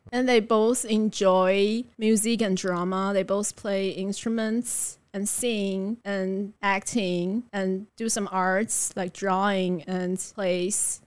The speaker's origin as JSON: {"language": "English", "town": "Taipei", "country": "Taiwan", "tie": "born or raised there", "also_born_or_lived": "Delta, Colorado / Beijing", "said": "I was born and raised in Taipei"}